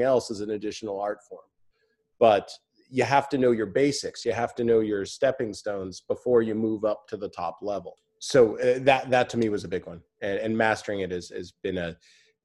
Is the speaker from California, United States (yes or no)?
yes; Santa Monica, California, United States; also born or lived in Arizona; now in Los Angeles, United States; I grew up in Santa Monica